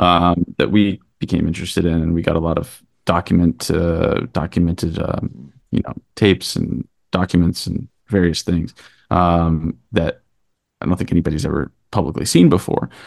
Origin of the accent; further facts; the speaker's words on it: Kentucky, United States; now in New York, United States; Christian and I grew up in Kentucky together